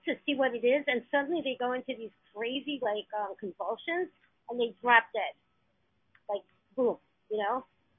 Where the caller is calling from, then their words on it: New York City, New York, United States; I'm in New York City, Manhattan.